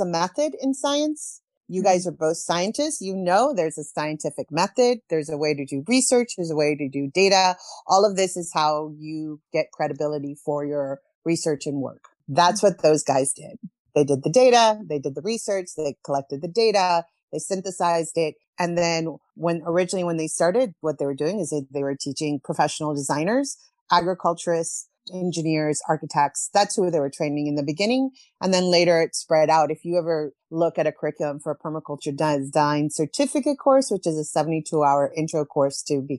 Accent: Bible Belt, southeastern U.S., Southeastern United States, United States; moved away as an adult; also born or lived in Chile / New York / Alaska / Guatemala; I'm originally from Chile. We moved to the United States when I was 7 years old. I grew up in the Bible Belt, southeastern part of the U.S.

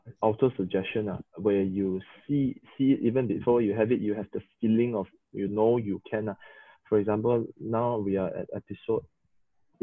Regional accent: Sabah, Malaysia; English is a second language; three Sabahans

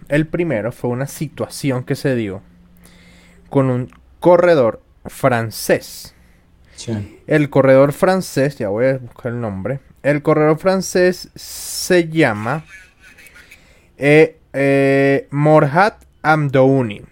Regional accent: Venezuela; yo soy venezolano

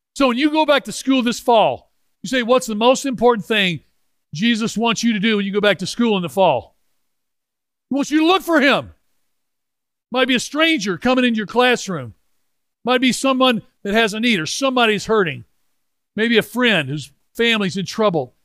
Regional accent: Memphis, Tennessee, United States; I'm from Memphis, Tennessee. We're members of the Memphis Country Club.

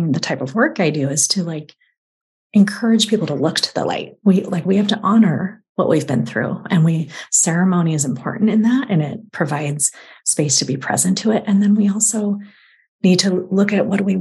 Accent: California, United States; now in Eastern United States; being a Californian, moving to the East

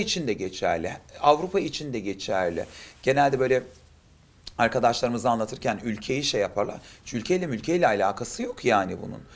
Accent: Adana, Turkey; now in Istanbul, Turkey; Adanalıyım, İstanbul'da yaşıyorum

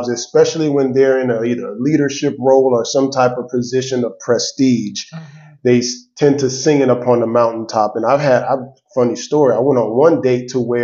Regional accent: Miami, Florida, United States; now in Atlanta, United States; I'm from Miami, Florida, originally. I'm here in Atlanta

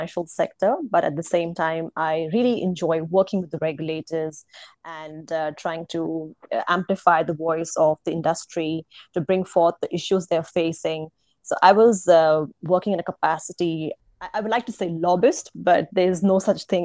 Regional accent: India; moved away as an adult; also born or lived in Singapore / Netherlands; I'm from India

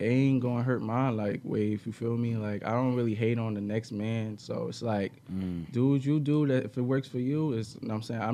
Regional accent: New York City, New York, United States; we grew up in Brooklyn

